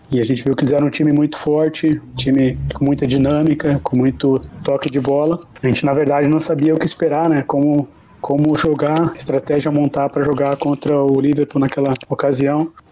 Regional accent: Rio Grande do Sul, Brazil; Não, então, é, como gaúcho, né? Parte da minha formação de base foi no Internacional de Porto Alegre

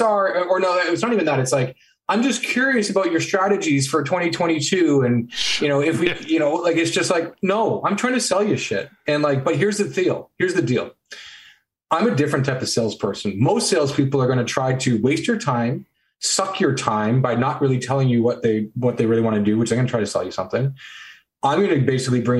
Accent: Canada; So I'm Canadian

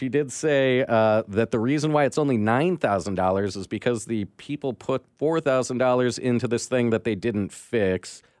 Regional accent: Johnson County, Kansas, United States; I grew up in Johnson County and went to Blue Valley High School.

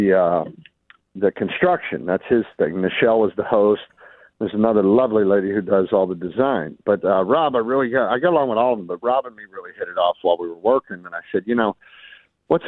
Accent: Pittsburgh, Pennsylvania, United States; moved away as an adult; I'm from Pittsburgh, man, and that's a tough city

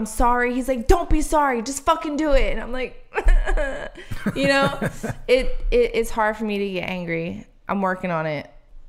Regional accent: Philadelphia, Pennsylvania, United States; But listen, my mom grew up in Brooklyn. I grew up in South Philly.

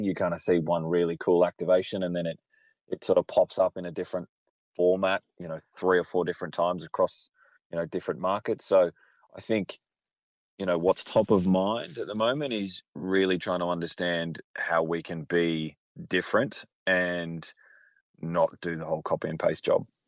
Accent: Australia; born or raised there

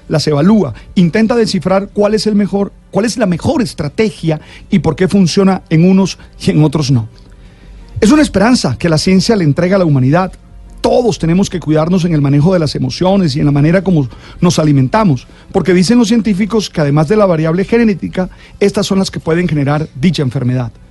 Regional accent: Colombia; nos sentimos orgullosos como colombianos

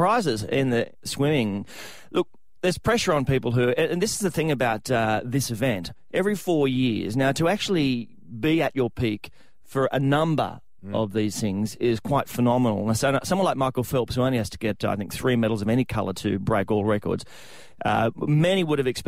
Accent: Australia; as an Australian

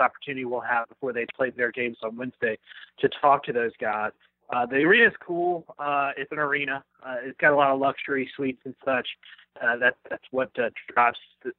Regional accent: Maryland, United States; moved away; I grew up in Maryland. I was a Maryland guy.

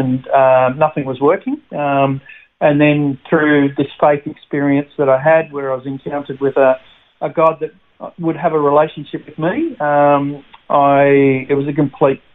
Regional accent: Sydney, New South Wales, Australia; also born or lived in Albury-Wodonga; now in Brisbane, Australia; I'm a country boy, so I was born in Albury, Wodonga, raised there in the country until I was 9 years of age, and then we moved to the Big Smoke of Sydney.

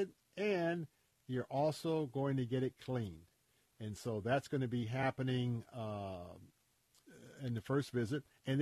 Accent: Tampa, Florida, United States; I grew up right here in Tampa

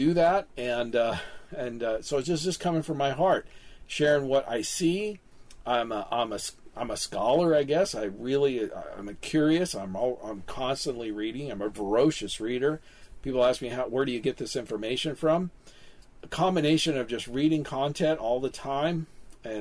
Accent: Kansas City, Missouri, United States; my hometown of Kansas City

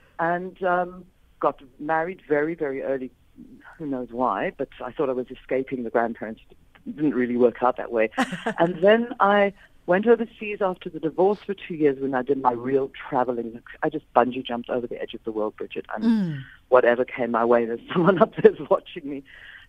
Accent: England, United Kingdom; born there; also born or lived in Scotland / Australia / United States; Hence, I was born in England. Then we went to live in Scotland, then we went to Australia, came back to England, la, la, la.

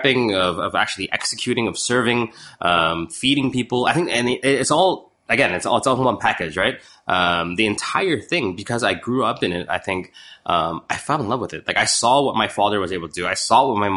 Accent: Chicago, Illinois, United States; moved away; also born or lived in Toronto; I was born in Toronto, but yeah. I grew up in Chicago, in Chinatown

